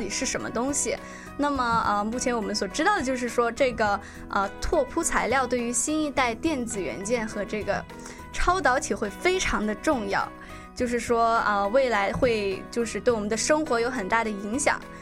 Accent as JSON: {"language": "Chinese", "region": "Guangdong", "country": "China", "moved": "yes", "said": "我是广东人"}